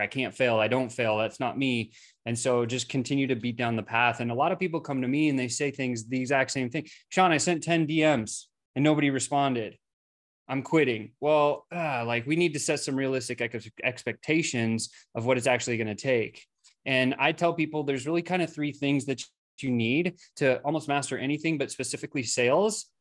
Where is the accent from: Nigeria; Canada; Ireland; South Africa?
South Africa; I was born in South Africa